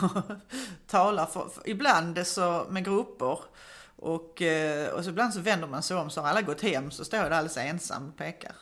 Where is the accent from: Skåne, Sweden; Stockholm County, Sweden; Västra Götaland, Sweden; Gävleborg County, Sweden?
Skåne, Sweden; Malmö; jag växte upp på Söderkulla i Malmö